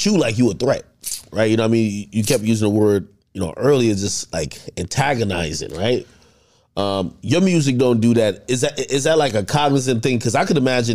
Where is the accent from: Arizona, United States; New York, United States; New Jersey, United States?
New Jersey, United States; I'm from Jersey